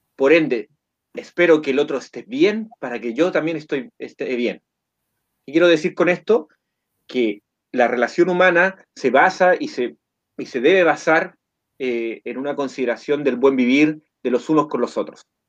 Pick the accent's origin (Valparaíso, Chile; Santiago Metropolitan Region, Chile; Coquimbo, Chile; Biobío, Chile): Coquimbo, Chile; soy de Chile, de la cuarta región, región de Coquimbo